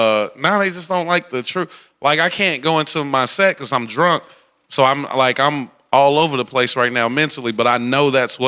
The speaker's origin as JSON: {"language": "English", "region": "the South", "country": "United States", "said": "I'm from the South."}